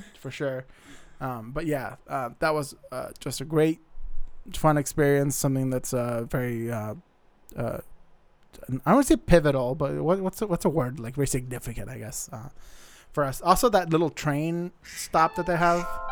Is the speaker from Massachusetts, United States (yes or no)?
no; Arizona, United States; also born or lived in Montana; now in Seattle area, United States; I'm originally from Arizona